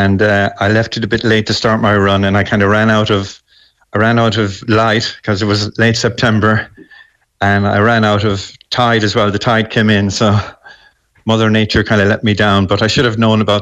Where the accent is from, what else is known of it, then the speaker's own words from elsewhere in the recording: Galway, Connacht, Ireland; I'm from Galway originally